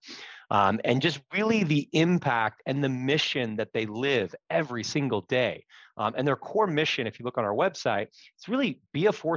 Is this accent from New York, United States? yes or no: no; Seattle, Washington, United States; moved away as an adult; also born or lived in Reno; Born and raised in Seattle, moved out for a few years, and then spent the last 13, 14 years back here at home with the family.